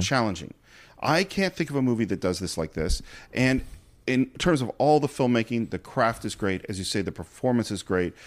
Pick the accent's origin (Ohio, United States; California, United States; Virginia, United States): California, United States; Marin County; also born or lived in Berkeley; I grew up in Marin County, went to school in Berkeley.